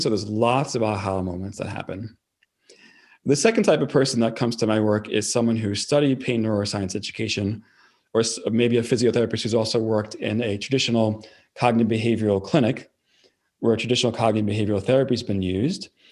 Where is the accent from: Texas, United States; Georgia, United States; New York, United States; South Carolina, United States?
New York, United States; accent: New York; I'm from New York